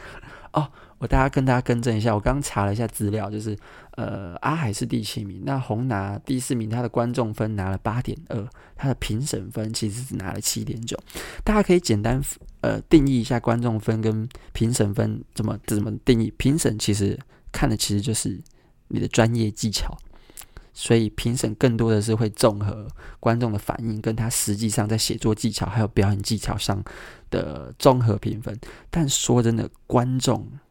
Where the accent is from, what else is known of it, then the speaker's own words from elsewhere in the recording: Kaohsiung, Taiwan; moved away; 作为一个高雄人